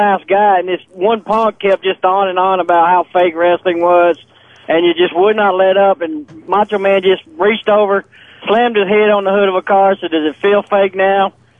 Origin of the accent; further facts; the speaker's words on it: Southeast Missouri, United States; I grew up in Southeast Missouri